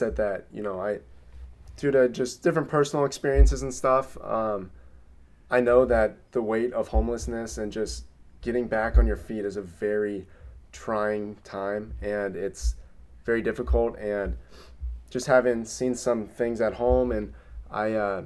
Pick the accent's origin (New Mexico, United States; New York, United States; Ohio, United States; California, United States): Ohio, United States; Cincinnati; my hometown in Cincinnati